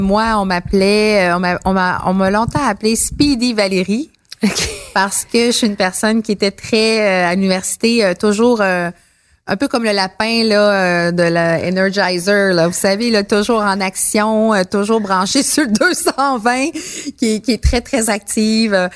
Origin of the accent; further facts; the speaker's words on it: Montreal, Quebec, Canada; j'ai grandi à Montréal